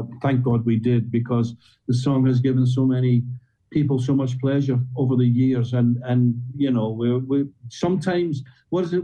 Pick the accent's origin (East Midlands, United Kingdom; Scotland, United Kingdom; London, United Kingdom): Scotland, United Kingdom; we're Scottish.